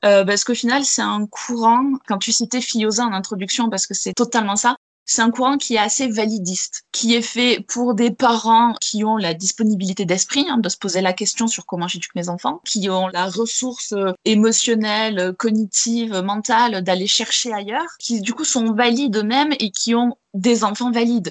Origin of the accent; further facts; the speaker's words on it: Gers, Occitania, France; J'ai été élevée en plein air, en plein Gers